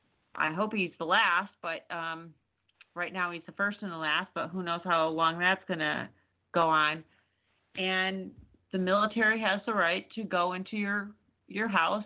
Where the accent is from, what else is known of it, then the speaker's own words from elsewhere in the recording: Texas, United States; I'm from Texas, so he, he makes the news a lot.